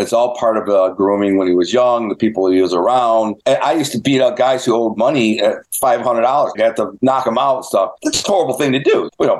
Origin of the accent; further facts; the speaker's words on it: Detroit, Michigan, United States; growing up around the Detroit Mafia